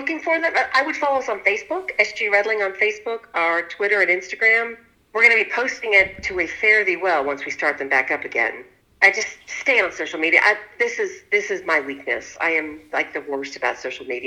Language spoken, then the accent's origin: English; Huntington, West Virginia, United States; from my hometown